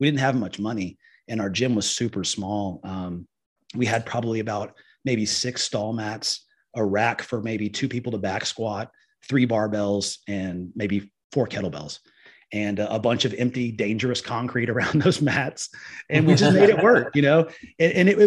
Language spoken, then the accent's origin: English; Liberty Hill, Texas, United States; I am from the Liberty Hill area